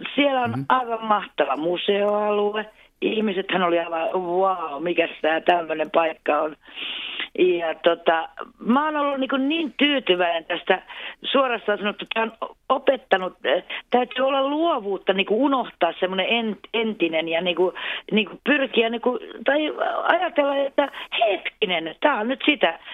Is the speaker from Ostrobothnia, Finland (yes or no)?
yes; Jakobstad, Ostrobothnia, Finland; first language Swedish and Finnish; also born or lived in Helsinki; now in Kristinestad, Finland; alun perin olen Pietarsaaresta kotoisin, eli Jeppiksestä.